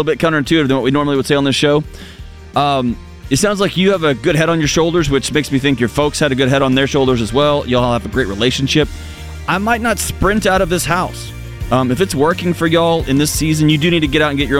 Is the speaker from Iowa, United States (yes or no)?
no; Texas, United States; I grew up in Texas